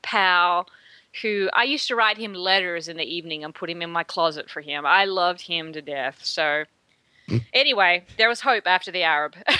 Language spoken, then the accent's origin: English; Australia; now in Texas, United States; I'm from Australia